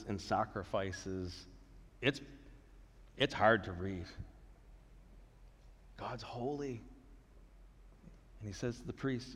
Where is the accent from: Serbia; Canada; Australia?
Canada; we're in Canada now. We're Canadian, we're under the rule and government of Canada